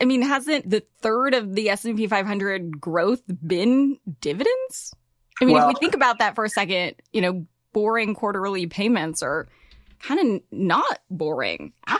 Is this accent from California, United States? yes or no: yes; Los Angeles, California, United States; I'm from LA.